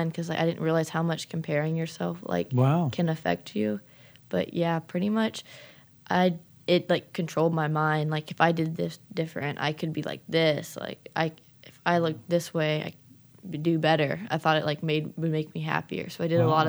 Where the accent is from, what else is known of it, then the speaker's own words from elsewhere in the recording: St. Simons Island, Georgia, United States; I'm from St. Simons Island, Georgia